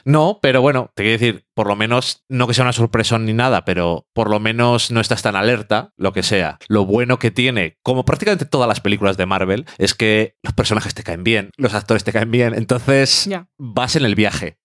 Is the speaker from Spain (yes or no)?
yes; Spain; Yo soy de España, decimos la J bien